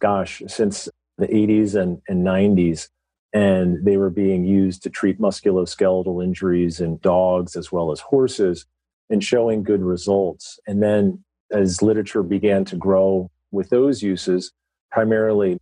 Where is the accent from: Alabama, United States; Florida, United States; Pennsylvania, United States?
Pennsylvania, United States; Philadelphia; I'm from the Philadelphia area